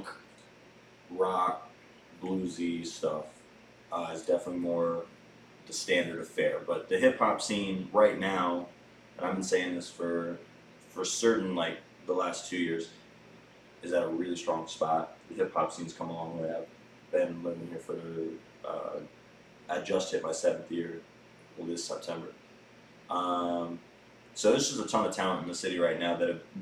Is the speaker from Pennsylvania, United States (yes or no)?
no; Maryland, United States; moved away as an adult; also born or lived in Annandale, Virginia / Minneapolis, Minnesota; now in Asheville, United States; I grew up in Maryland, in the country